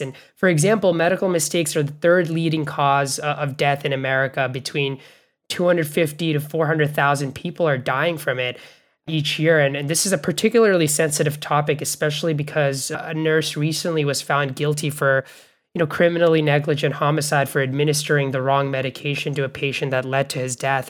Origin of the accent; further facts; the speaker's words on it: Bangladesh; now in United States; where I grew up in Bangladesh